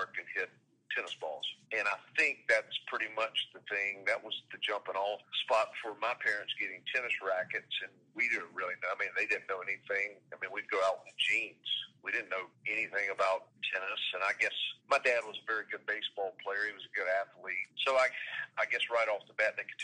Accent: Concord, North Carolina, United States; as a kid, I grew up in Cabarrus County

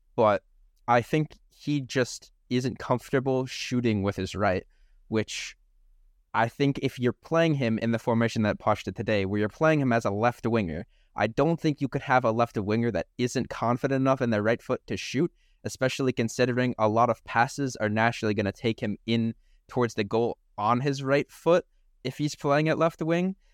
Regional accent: United States; we are American

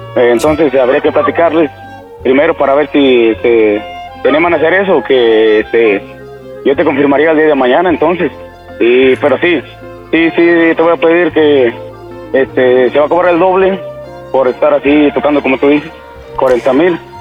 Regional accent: Matehuala, San Luis Potosí, Mexico; somos de Matabola, somos de aquí, eh, de aquí Saltillo, son como tres horas y media más o menos

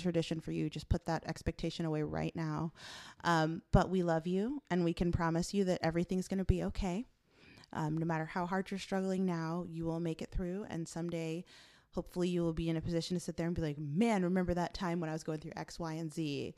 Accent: Chicago, Illinois, United States; moved away; I'm from Chicago

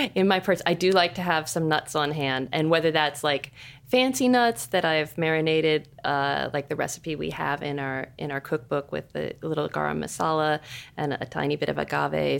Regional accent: Seattle, Washington, United States; I'm from Seattle.

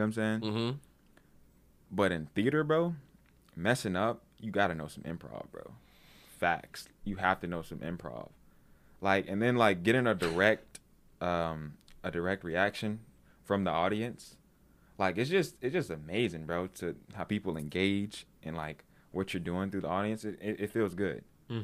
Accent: Washington, District of Columbia, United States; Well, I mean, like, well, I'm from naturally from DC.

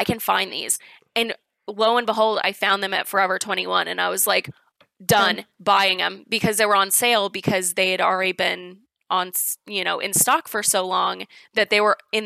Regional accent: Chicago, Illinois, United States; accent: Chicago; I'm from Illinois in general

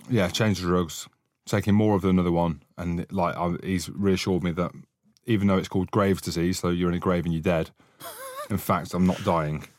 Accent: Scotland, United Kingdom; I'm Scottish

